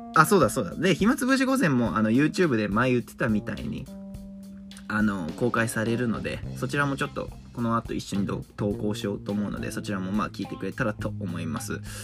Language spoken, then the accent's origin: Japanese; Urawa, Saitama, Japan; あの埼玉出身なんですけど埼玉の浦和の方出身で自分俺がね